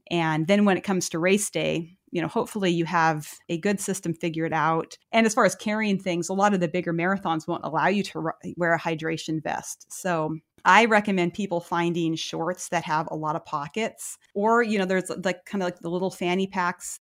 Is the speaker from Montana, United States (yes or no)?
yes; Lewistown, Montana, United States; moved away; my hometown, Lewistown